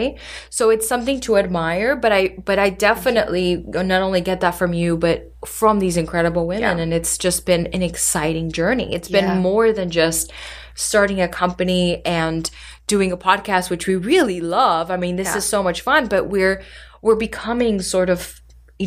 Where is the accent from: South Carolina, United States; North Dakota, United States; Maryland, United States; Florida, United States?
Florida, United States; Miami; born and raised in Miami